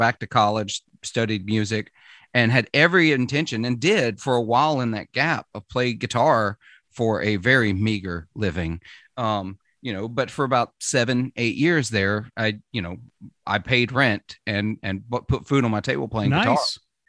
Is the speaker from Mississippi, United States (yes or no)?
yes; Mississippi, United States; accent: Southern accent; I'm from Mississippi. For those that don't know, if you can't hear it in the accent, that's okay. I worked very hard to get rid of my accent when I was 16 because ashamed of my Southern accent, but I've since allowed it to come back.